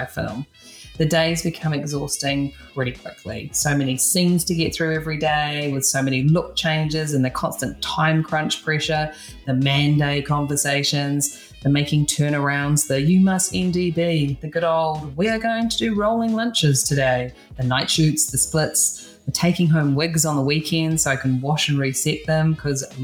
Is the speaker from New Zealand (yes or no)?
yes; New Zealand; now in Los Angeles, United States; I'm a hairstylist from New Zealand based in LA.